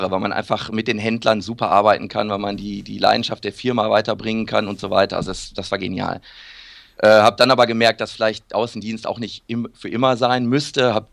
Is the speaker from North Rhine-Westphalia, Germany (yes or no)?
yes; Iserlohn, North Rhine-Westphalia, Germany; dann mit 16 angefangen, in meiner Heimatstadt Iserlohn bei Runners Point ein bisschen Schuhe zu verkaufen